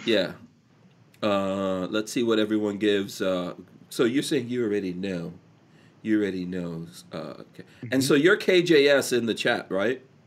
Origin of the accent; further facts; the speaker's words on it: New York City, New York, United States; moved away; also born or lived in Guyana / England / Nigeria / New Jersey; I grew up in Far Rockaway